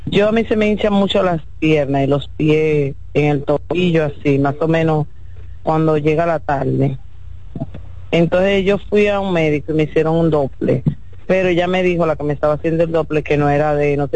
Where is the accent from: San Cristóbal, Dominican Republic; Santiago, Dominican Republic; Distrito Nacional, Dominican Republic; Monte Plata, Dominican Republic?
Santiago, Dominican Republic; porque yo soy de Santiago.